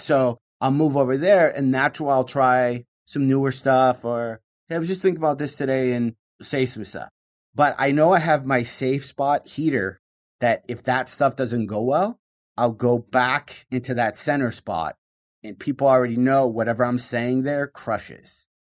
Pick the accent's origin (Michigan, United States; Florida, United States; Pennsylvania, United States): Michigan, United States; growing up in Michigan